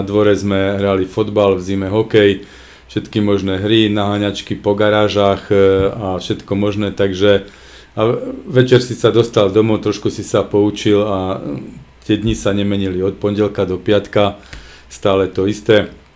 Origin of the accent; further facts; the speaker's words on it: Košice, Košice Region, Slovakia; u nás v Košiciach